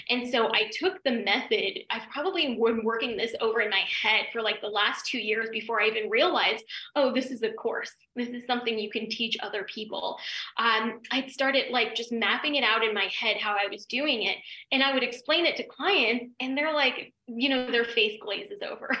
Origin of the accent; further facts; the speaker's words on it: Denver, Colorado, United States; moved away as an adult; also born or lived in New York; I'm from Denver and it was like podunk little cow town